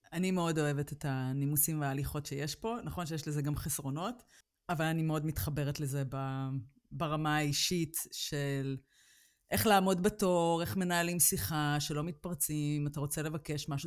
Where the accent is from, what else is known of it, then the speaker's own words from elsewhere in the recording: Israel; moved away as an adult; ישראל תמיד תהיה הבית שלי, כי שם המשפחה שלי, החברים שלי, שם נולדתי, שם גדלתי